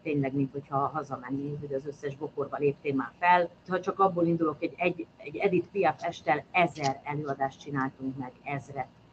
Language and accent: Hungarian; Kecskemét, Bács-Kiskun, Hungary; moved away as an adult; also born or lived in Eger / Békéscsaba / Miskolc; Kecskeméti vagyok